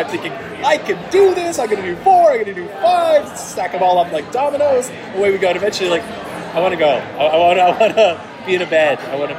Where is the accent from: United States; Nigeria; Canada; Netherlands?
Canada; Toronto, Ontario; my hometown of Toronto, Canada.